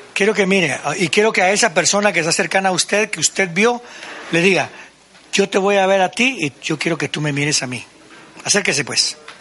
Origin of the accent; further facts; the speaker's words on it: Guatemala; Soy puro guatemalteco